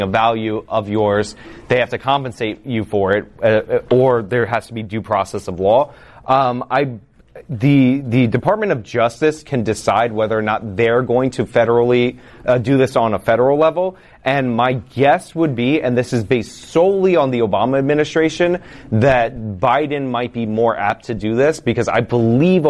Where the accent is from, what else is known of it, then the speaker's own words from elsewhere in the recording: United States; I'm also an American